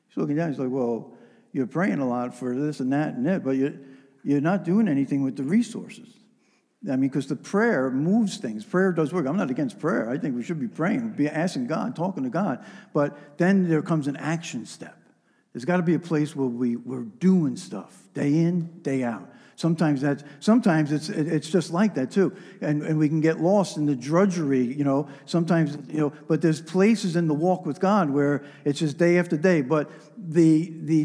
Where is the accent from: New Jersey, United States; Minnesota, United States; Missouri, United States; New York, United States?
New York, United States; New York metropolitan area, United States; I'm a New Yorker. I grew up in a New York metropolitan area